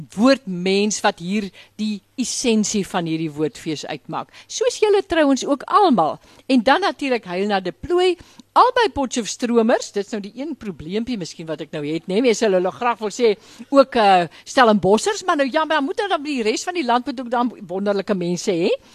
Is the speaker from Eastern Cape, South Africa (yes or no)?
yes; Graaff-Reinet, Eastern Cape, South Africa; moved away; ek kom van Graafrenet in die Karoo